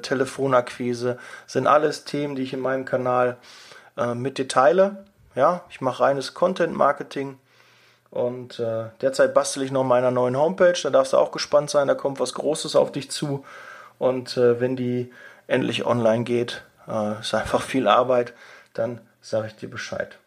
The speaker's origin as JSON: {"language": "German", "area": "Ruhr area", "region": "North Rhine-Westphalia", "country": "Germany", "said": "bei uns im Ruhrgebiet"}